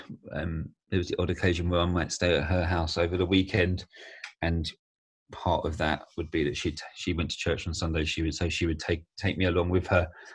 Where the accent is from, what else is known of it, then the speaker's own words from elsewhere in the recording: Kent, near Dartford, South East England, United Kingdom; also born or lived in Herne Bay; I grew up in a village called Downth in Kent near Dartford.